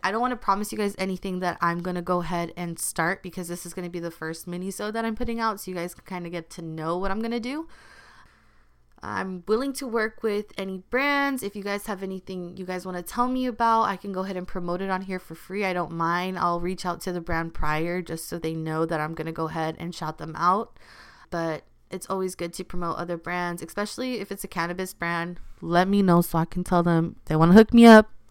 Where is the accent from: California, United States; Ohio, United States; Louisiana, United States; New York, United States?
California, United States; Los Angeles; also born or lived in Culver City / South Bay; I've always grown up in L A. This is my city